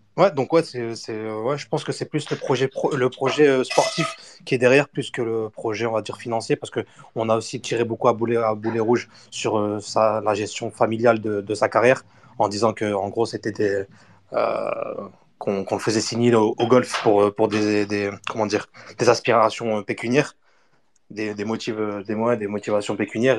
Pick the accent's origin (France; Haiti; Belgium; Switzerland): France; Lille, Hauts-de-France; je suis lillois et je suis algérien